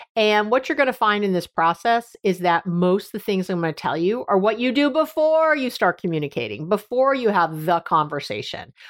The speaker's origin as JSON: {"language": "English", "region": "New York", "country": "United States", "also_born_or_lived": "Northern California", "moved": "yes", "lives_now": "San Francisco area, United States", "said": "I'm from New York originally and here in Northern California where I live, right outside San Francisco"}